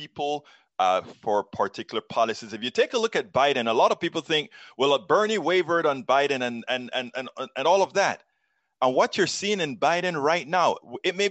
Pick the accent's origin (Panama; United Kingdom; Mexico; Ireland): Panama; now in United States; I'm from Central America. I am from Panama.